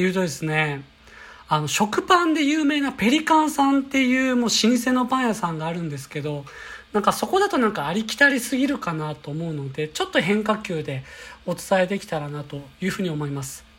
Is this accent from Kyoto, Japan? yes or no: yes; Kyoto, Japan; now in Tokyo, Japan; 私は京都出身で地方から来た人間